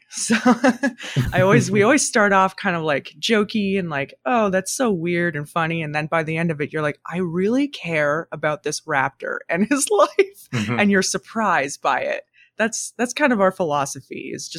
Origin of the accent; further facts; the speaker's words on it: Ontario, Canada; it's definitely a kind of an amalgamation of all of our experiences growing up in Ontario.